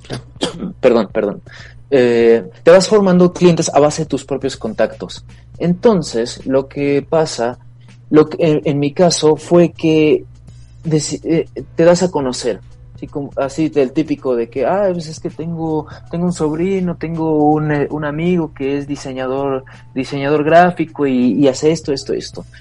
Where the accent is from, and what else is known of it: Mexico